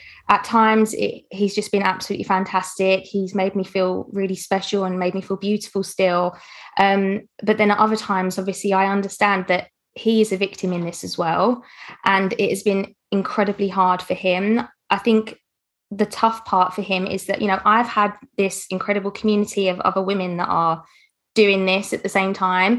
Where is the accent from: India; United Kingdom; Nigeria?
United Kingdom; me being British.